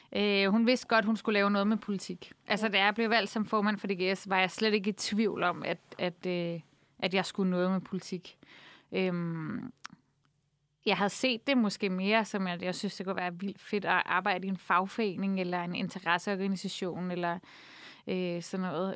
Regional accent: Copenhagen, Capital Region of Denmark, Denmark; jeg er vokset op på Nørrebro

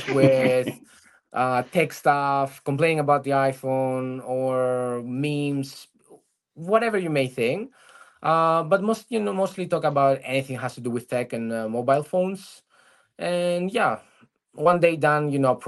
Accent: Greece; I'm from Greece

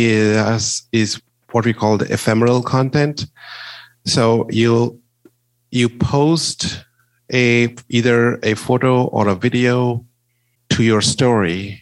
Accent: India; moved away; I am originally from India. My parents and most of my family live there

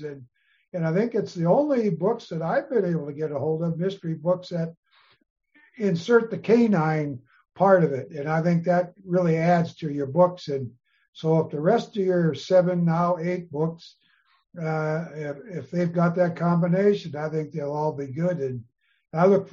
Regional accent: Seattle, Washington, United States; also born or lived in Anacortes, Washington; I was born and raised initially in Seattle, and the Anacortes and on the Puget Sound.

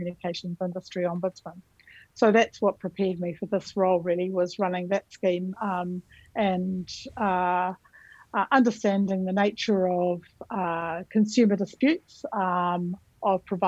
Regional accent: New Zealand; moved away as an adult; now in Australia; My background is I'm from New Zealand, so I also like to start with the greeting in the language of my country, Aotearoa New Zealand

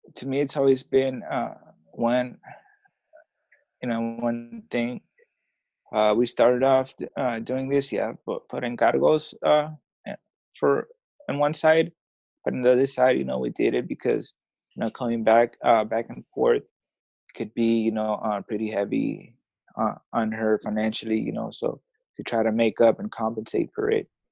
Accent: Oakland, California, United States; first language Spanish; English is a second language; moved away as an adult; now in Tijuana, Mexico; I was born here in Tijuana. Um, I was I was raised in in Oakland. My mom took me to Oakland when I was I was like a couple months old

